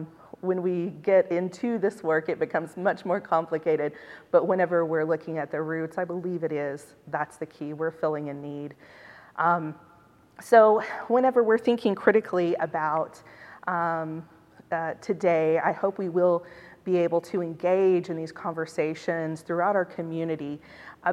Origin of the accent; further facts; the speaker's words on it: Oklahoma, United States; I was from Oklahoma, but I attend here at Cottey